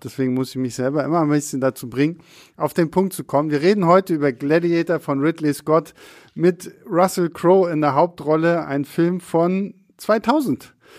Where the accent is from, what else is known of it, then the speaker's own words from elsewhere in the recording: Rostock, Mecklenburg-Vorpommern, Germany; bei uns in Rostock